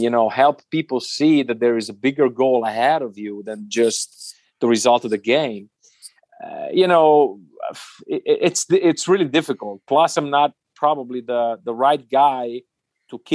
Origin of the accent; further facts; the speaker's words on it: Italy; English is a second language; moved away as an adult; also born or lived in Germany; now in Munich, Germany; my home country